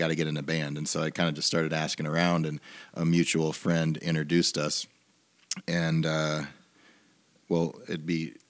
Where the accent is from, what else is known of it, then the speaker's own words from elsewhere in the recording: Northwest Iowa, United States; also born or lived in Ames, Iowa; my hometown in Northwest Iowa